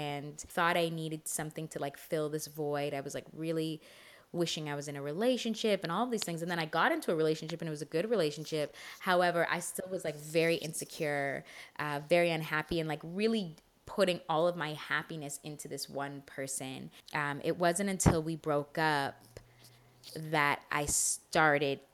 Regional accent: Canada; I'm very Canadian in that way

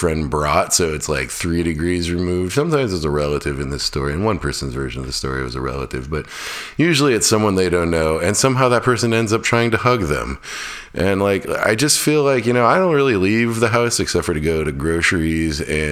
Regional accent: Fairbanks, Alaska, United States; now in North Carolina, United States; my hometown of Fairbanks, Alaska

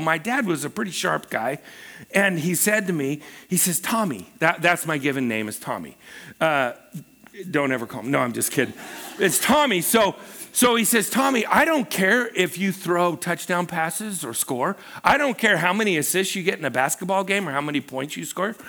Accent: Pacific Northwest, United States; also born or lived in Los Angeles, United States; Pam and I uh, you know, we were raised in the Pacific Northwest

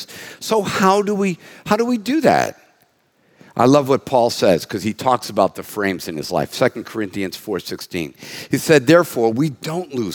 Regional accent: United States; an American that's been around since 1959

